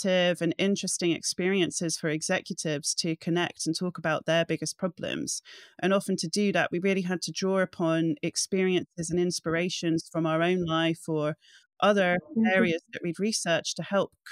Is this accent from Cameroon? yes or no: no; England, United Kingdom; also born or lived in Scotland; I'm Caucasian, I'm a daughter to an English mother and a Scottish father, I grew up in England